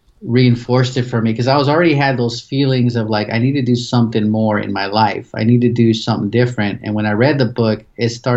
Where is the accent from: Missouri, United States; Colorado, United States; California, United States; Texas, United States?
California, United States; Pasadena; moved away as an adult; now in Phoenix, United States; I'm originally from Pasadena, California. So I was born and raised there